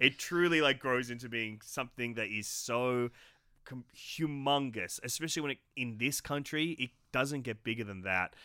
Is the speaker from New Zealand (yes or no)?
no; Australia; an Australian creative